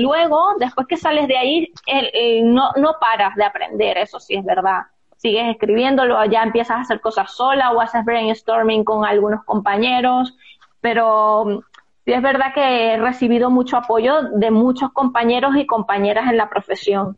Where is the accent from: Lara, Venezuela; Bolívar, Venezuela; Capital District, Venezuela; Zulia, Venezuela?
Zulia, Venezuela; moved away as an adult; now in Spain; en mi región, donde, de donde yo soy, el Zulia